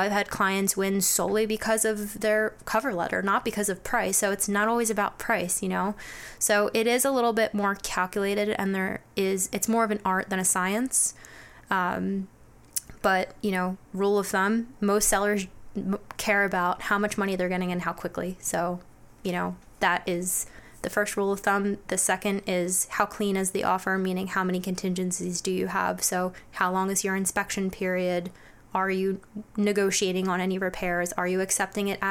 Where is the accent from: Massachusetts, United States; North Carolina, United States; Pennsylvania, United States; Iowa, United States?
Pennsylvania, United States; Bucks County, Philadelphia area; I grew up in Bucks County, currently live in Bucks County